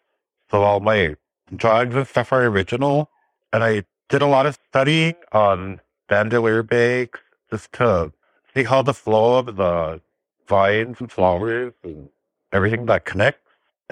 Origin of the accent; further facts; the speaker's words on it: Red Lake Nation, Minnesota, United States; I am from the Red Lake Nation of Minnesota. The district I live in is Obaashing. That is the Panima district.